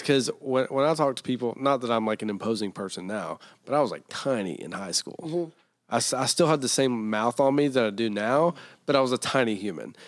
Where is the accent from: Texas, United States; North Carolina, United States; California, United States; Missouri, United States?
North Carolina, United States; Taylorsville; I'm from Taylorsville, North Carolina.